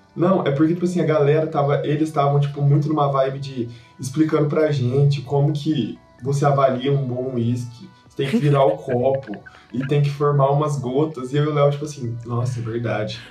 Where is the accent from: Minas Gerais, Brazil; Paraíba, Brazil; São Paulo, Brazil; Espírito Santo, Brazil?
Minas Gerais, Brazil; eu sou mineiro